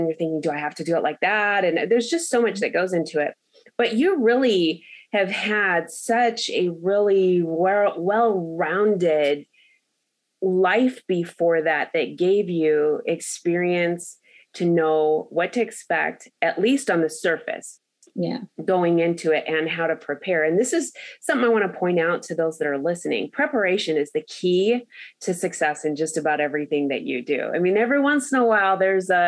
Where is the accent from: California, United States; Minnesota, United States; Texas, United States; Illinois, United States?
California, United States; Los Angeles; growing up in Los Angeles